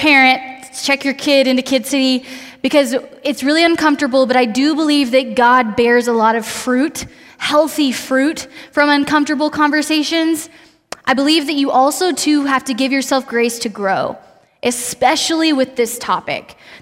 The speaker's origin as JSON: {"language": "English", "town": "Austin", "region": "Texas", "country": "United States", "moved": "as an adult", "lives_now": "Lubbock, United States", "said": "I'm originally from Austin. I came to go to school at Texas Tech"}